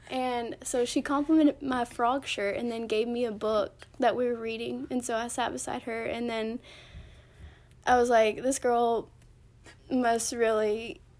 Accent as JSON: {"language": "English", "town": "Medina", "region": "Tennessee", "country": "United States", "also_born_or_lived": "Memphis, Tennessee", "said": "I'm from Medina. We're from Medina, Tennessee. I don't know. Y'all probably don't know where that is, but um, it's like four hours away from Chattanooga."}